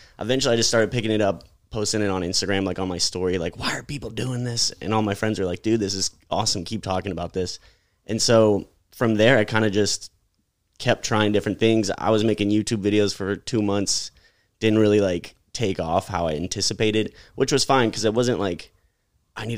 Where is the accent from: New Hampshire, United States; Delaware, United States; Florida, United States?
Florida, United States; St. Petersburg; born and raised here in Tampa Bay. I grew up in St. Pete